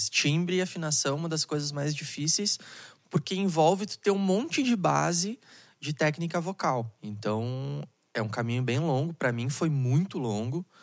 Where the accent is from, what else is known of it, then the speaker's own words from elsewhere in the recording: Porto Alegre, Rio Grande do Sul, Brazil; Consegui chegar vivo aqui em Canoas, né? Pra quem não sabe, eu sou de Porto